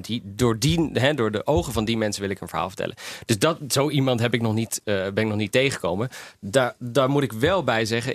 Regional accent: Netherlands; also born or lived in Albania; Ik als West-Europeaan, als Nederlander

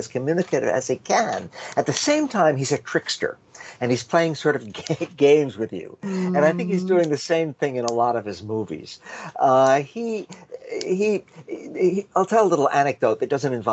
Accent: United States; I am an American

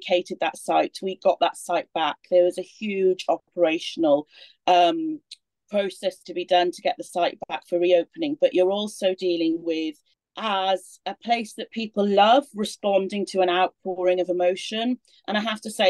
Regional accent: Swansea, Wales, United Kingdom; accent: Welsh; moved away; my Welsh accent coming out. I'm from Swansea originally

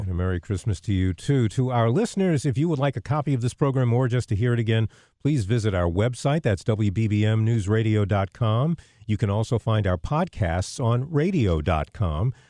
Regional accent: New York, United States; moved away; I grew up in New York

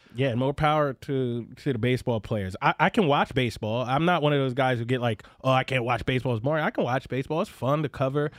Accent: Philadelphia, Pennsylvania, United States; my hometown

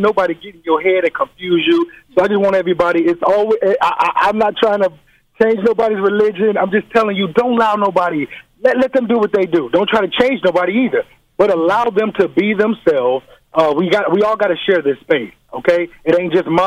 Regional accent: Chicago, Illinois, United States; now in Los Angeles, United States; All the way from Los Angeles. I'm originally from Chicago

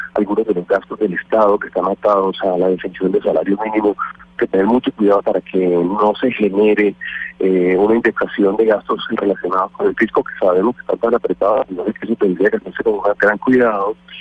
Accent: Colombia; nosotros de implementar como colombianos

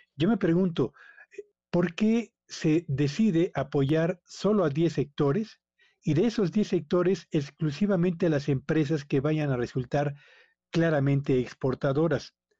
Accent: Mexico

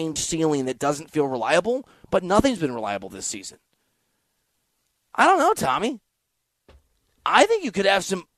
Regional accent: Dubuque, Iowa, United States; I'm from Dubuque nearby

